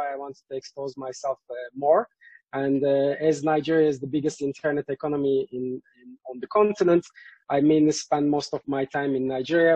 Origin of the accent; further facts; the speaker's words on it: Turkey; moved away as an adult; also born or lived in Belgium / Chicago; I'm from Turkey, I studied electrical engineering, then I moved to Belgium